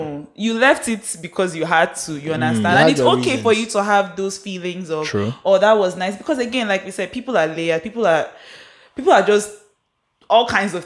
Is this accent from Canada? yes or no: no; Port Harcourt, Rivers State, Nigeria; Isaac and I grew up in Port Harcourt.